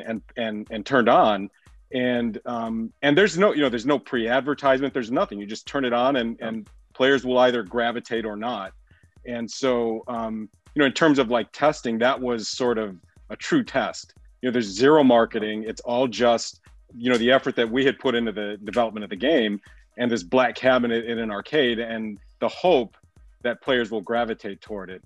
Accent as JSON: {"language": "English", "town": "Chicago", "region": "Illinois", "country": "United States", "tie": "born or raised there", "said": "I grew up in Chicago"}